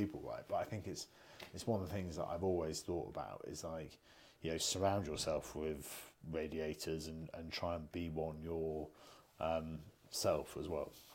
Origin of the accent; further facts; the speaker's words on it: United Kingdom; we're British